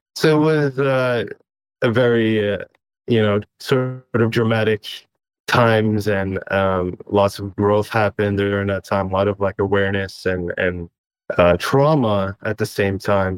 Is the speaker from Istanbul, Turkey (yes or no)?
yes; Istanbul, Turkey; moved away; I was born in Istanbul, Turkey